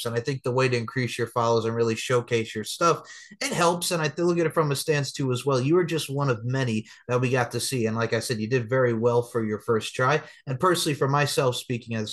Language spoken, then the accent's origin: English; Long Island, New York, United States; As a kid growing up on Long Island, New York